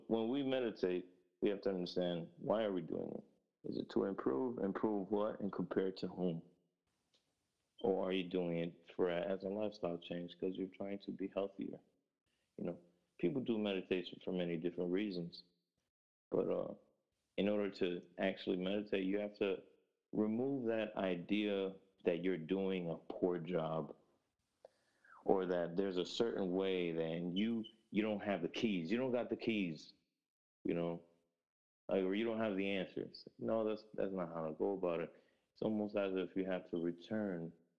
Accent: Grand Rapids, Michigan, United States; also born or lived in Newark, New Jersey; I moved to Michigan, in Grand Rapids, Michigan.

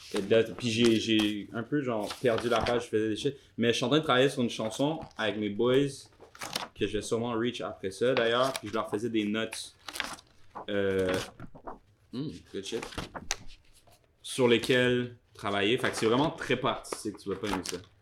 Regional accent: Quebec, Canada; now in Montreal, Canada; c'est peut-être une expression québécoise

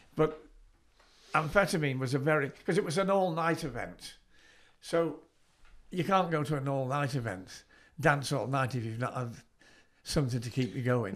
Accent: Southport, North West England, United Kingdom; I was born in Southport, I grew up in Southport

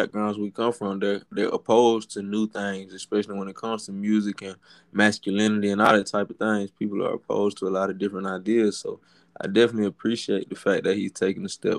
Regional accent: Dublin, Georgia, United States; I'm from Dublin, Georgia. It's a small

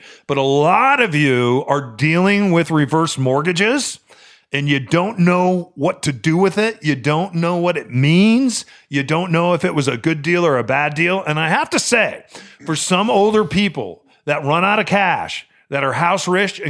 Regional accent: Midwest, United States; Where I grew up in the Midwest, every basement, every grandma and grandpa's basement, especially for homes that were built in World War II, had a finished and unfinished part of the basement.

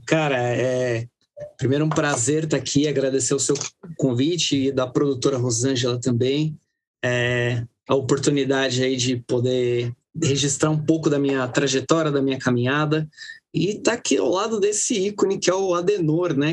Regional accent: Guarulhos, São Paulo, Brazil; foi no projeto social onde eu morava quando eu era criança, no Jardim Presidente Dutra

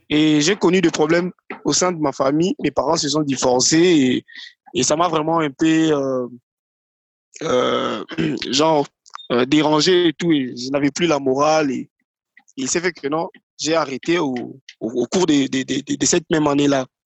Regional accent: Kinshasa, DR Congo; Congolais euh, Congo Kinshasa, Kinshasa, voilà. Je suis résident, d'ailleurs, je, je, réside à Kinshasa. Je suis congolais, mon père est congolais, également ma mère aussi

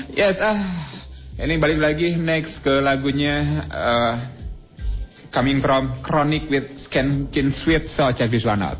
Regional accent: West Java, Indonesia; kita sebagai orang Sunda

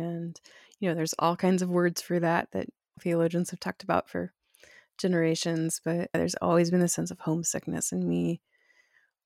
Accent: Bucks County, Pennsylvania, United States; moved away as an adult; also born or lived in Central America / Chattanooga, Tennessee / Texas / Denver, Colorado; now in upstate New York, United States; So I was born outside of Philadelphia, Pennsylvania, in Bucks County, Pennsylvania. And I lived there until I was 18

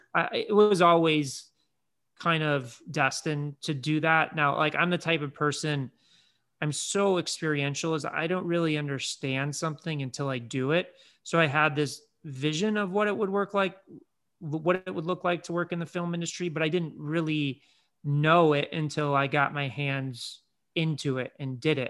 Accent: Chicago, Illinois, United States; grew up in Chicago

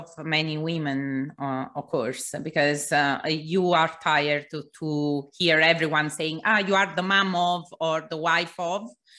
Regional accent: Italy; also born or lived in England / Mexico / Portugal / Greece; now in London, United Kingdom; I moved to London, then to Mexico, then to Portugal, then Greece, and then back to London. I'm originally from Italy anyway.

